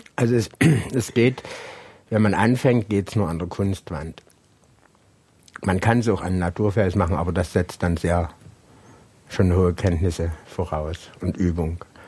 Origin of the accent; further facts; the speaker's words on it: Hohnstein, Saxony, Germany; Hohenstein ja, da bin ich ja geboren